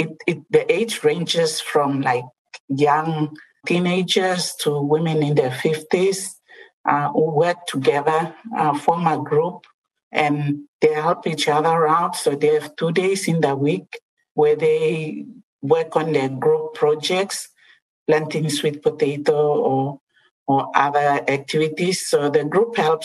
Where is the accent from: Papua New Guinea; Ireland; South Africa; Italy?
Papua New Guinea; Western Highlands; I come from the Western Highlands, where people grow a lot of cabbages, sweet potatoes, English potatoes